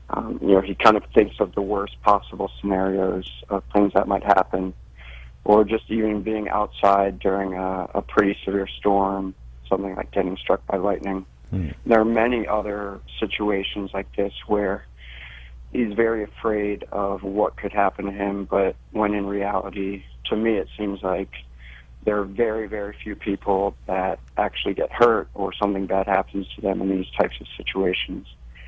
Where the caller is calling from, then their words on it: Maryland, United States; I'm calling from Maryland